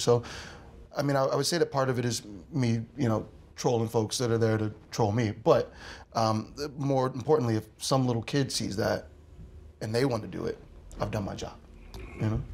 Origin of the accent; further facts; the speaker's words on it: Philadelphia, Pennsylvania, United States; I'm a Philadelphian